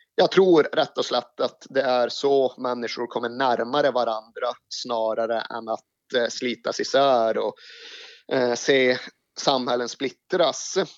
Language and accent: Swedish; Malmberget, Norrbotten County, Sweden; now in Stockholm, Sweden; som eventuellt dialekten avslöjar så kommer jag inte från Stockholm utan jag är från Malmberget högst upp i Lappland